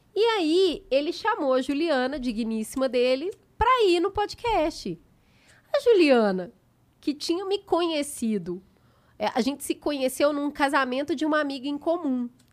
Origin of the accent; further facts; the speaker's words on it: Belo Horizonte, Minas Gerais, Brazil; now in São Paulo, Brazil; eu sou de Belo Horizonte. Quando eu me mudei para São Paulo